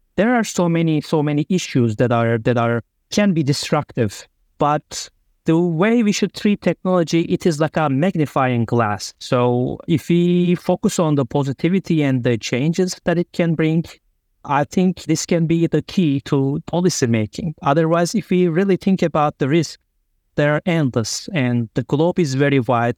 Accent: Turkey; moved away as an adult; also born or lived in Germany / Hungary; I'm originally from Turkey

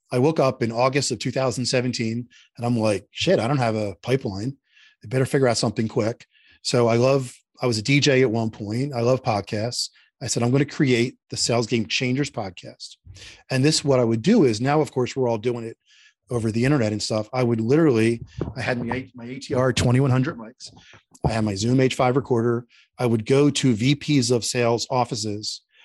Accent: Philadelphia, Pennsylvania, United States; moved away; I grew up in Philadelphia, Northeast Philadelphia, and I'm very Philadelphia

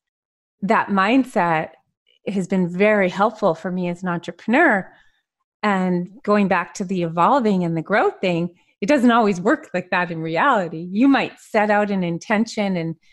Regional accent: Montreal, Quebec, Canada; I grew up in Montreal.

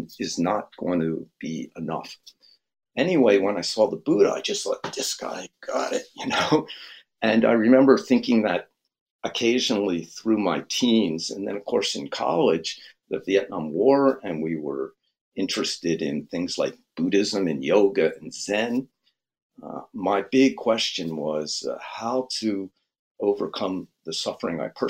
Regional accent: Philadelphia, Pennsylvania, United States; I grew up in Philadelphia with white kids, black kids, all the religions

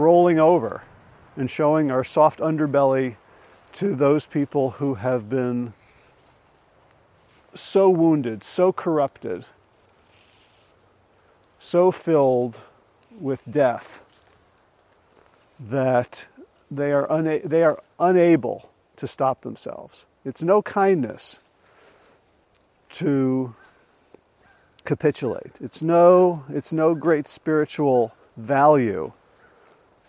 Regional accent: New Jersey, United States; where I grew up in North Jersey

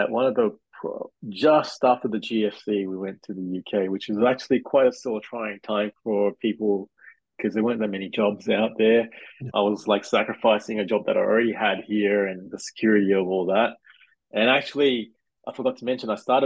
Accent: Sydney, New South Wales, Australia; also born or lived in Malaysia / Penrith; I moved to Australia with my family.

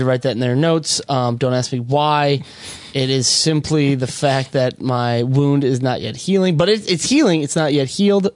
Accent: Minnesota, United States; moved away; I'm from Minnesota

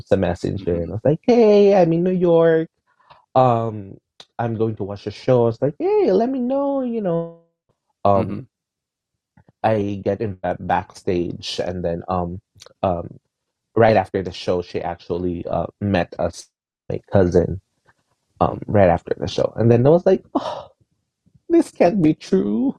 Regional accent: Philippines; I'm Filipino

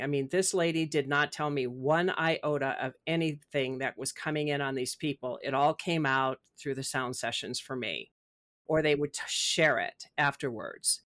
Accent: Midwest, United States; also born or lived in Chicago; since I'm from the Midwest

